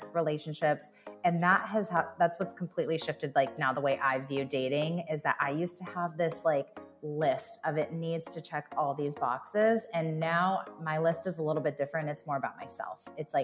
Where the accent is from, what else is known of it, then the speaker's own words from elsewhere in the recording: California, United States; now in Nashville, United States; I'm originally from California